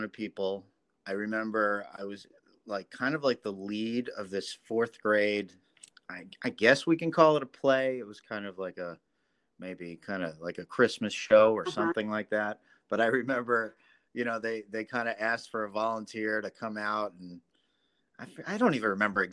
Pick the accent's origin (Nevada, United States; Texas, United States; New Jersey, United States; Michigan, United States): New Jersey, United States; Ringwood; my hometown, which was called Ringwood, New Jersey